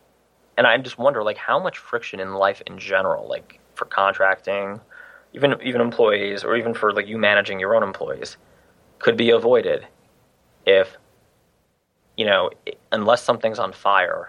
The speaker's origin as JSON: {"language": "English", "region": "New Jersey", "country": "United States", "said": "I am from New Jersey and I'm Italian"}